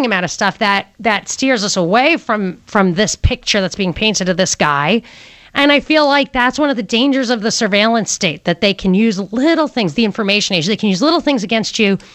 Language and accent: English; New York City, New York, United States; now in Atlanta, United States; I was born in Brooklyn